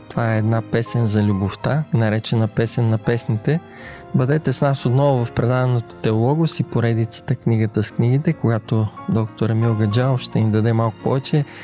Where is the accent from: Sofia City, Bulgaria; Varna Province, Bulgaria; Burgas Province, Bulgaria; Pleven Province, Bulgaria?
Sofia City, Bulgaria; Sofia; от София.